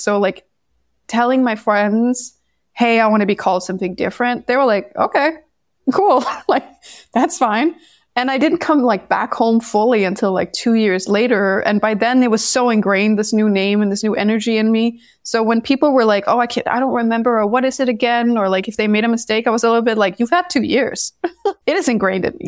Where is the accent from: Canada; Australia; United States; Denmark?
Denmark; moved away as an adult; I'm originally from Denmark